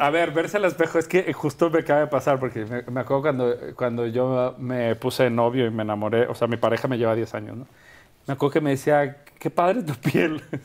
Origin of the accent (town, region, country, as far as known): Guadalajara, Jalisco, Mexico; born or raised there; moved away as an adult; also born or lived in Culiacán / Mexico City; now in Madrid, Spain